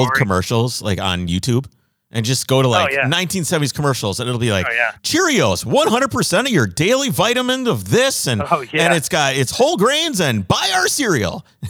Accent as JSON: {"language": "English", "region": "Minnesota", "country": "United States", "said": "I'm from Minnesota. We're super backwoods."}